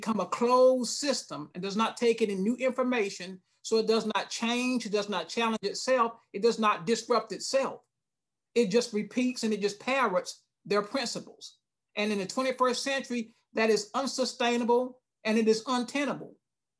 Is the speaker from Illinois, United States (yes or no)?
no; Lumberton, North Carolina, United States; also born or lived in Douglas, Georgia; now in Charlotte, United States; I was born in Douglas, Georgia, Coffee County, a little small place. And then we moved to Lumberton, an even smaller place in Eastern North Carolina